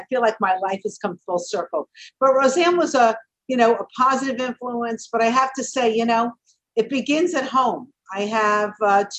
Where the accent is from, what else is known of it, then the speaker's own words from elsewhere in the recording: New York City, New York, United States; We're both from Brooklyn.